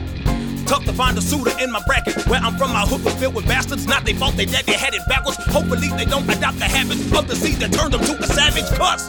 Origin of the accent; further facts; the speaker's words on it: Nigeria; Now listen, this is monumental for me because I'm a Nigerian. I know a lot of y'all thought I was regular black.